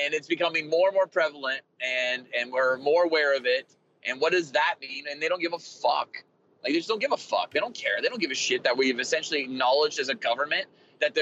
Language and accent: English; United States; as an American